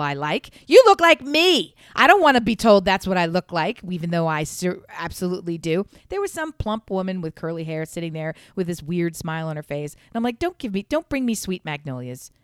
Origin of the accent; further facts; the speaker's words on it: Delaware, United States; moved away; also born or lived in the South; I'm from, born and raised in Delaware